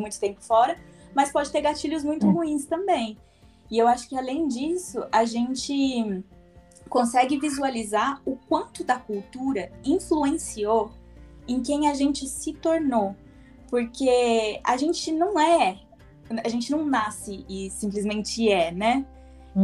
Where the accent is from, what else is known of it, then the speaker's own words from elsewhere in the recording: Brazil; moved away; quando a gente volta para o Brasil, depois de um tempo